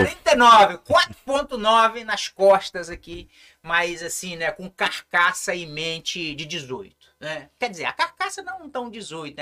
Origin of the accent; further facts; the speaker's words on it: São Mateus, Espírito Santo, Brazil; also born or lived in Curitiba; eu sou aqui do interior de São Mateus, né? Uhum. nasci no Córrego do Macaco